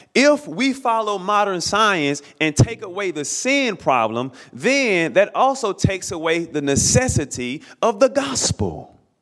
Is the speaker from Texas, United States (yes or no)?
no; Alabama, United States; I grew up in the state of Alabama, born and raised in Alabama